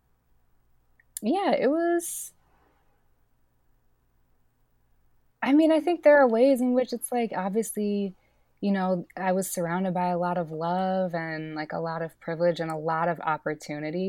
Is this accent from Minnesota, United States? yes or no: yes; Minneapolis, Minnesota, United States; also born or lived in New Mexico; I grew up in Minneapolis